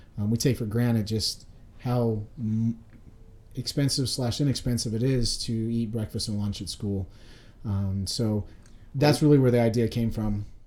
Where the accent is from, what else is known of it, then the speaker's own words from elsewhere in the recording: Nampa, Idaho, United States; I grew up in Nampa, Idaho